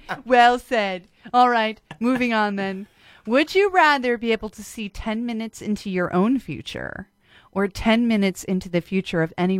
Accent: Ohio, United States; I'm from Ohio.

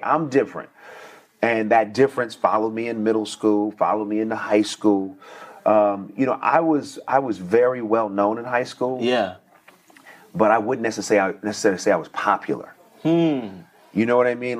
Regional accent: Oakland, California, United States; I'm from Northern California.

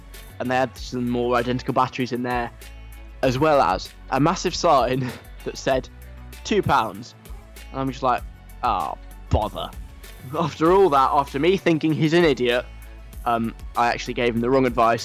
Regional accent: London, United Kingdom; now in Leeds, United Kingdom; I'm a Londoner. I'm not from Leeds by birth

